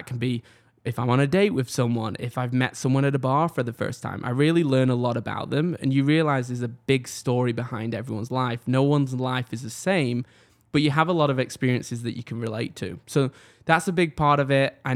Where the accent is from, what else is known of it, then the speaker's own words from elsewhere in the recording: England, United Kingdom; born there; But if I take you back, I was born in England. As a lot of people know, um, typically when I go out, I tell people I'm from Manchester. It's kind of the nearest city to me